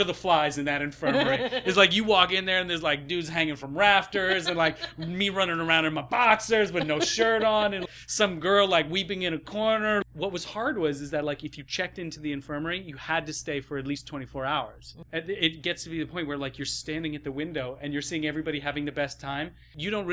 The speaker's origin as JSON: {"language": "English", "region": "Ohio", "country": "United States", "tie": "born or raised there", "said": "I grew up in Ohio."}